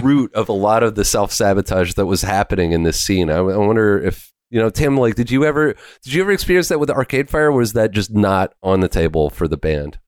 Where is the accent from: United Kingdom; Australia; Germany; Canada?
Canada; as a Canadian musician